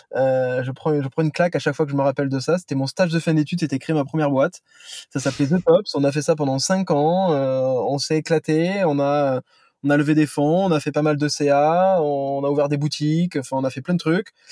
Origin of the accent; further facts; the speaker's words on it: Toulouse, Occitania, France; now in Paris, France; je suis un Toulousain